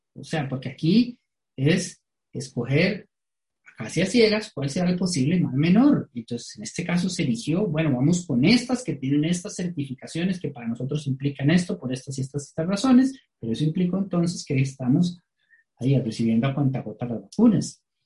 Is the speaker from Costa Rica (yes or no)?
yes; Costa Rica; como costarricenses